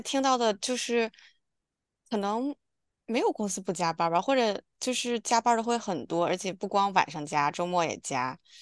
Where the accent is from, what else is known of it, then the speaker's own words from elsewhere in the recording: China; moved away; 我们是从小一起在我姥姥家这样长大的